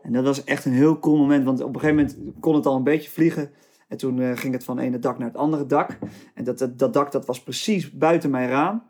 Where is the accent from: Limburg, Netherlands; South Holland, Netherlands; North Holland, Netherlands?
North Holland, Netherlands; Nieuw-Vennep; also born or lived in Tilburg / Rotterdam; Toen zijn we dus met z'n allen naar Nieuw-Vennep verhuisd